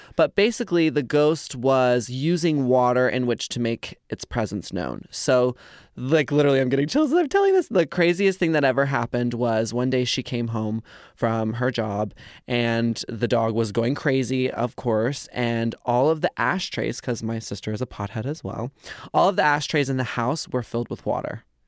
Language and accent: English; Carrollton, Texas, United States; we were born and raised in Carrollton, Texas